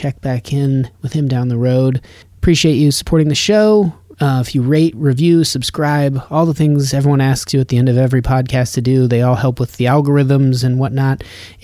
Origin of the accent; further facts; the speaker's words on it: Nevada, United States; now in Los Angeles, United States; growing up in Nevada